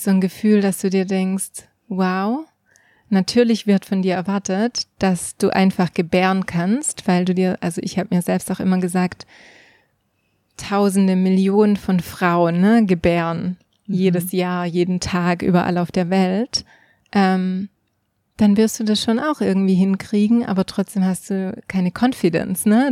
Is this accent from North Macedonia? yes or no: no; Switzerland; bei uns in der Schweiz